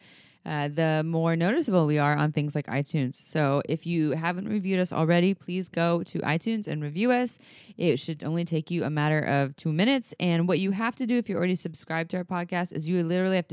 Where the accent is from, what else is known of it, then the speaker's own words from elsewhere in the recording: Santa Cruz, California, United States; I grew up in Santa Cruz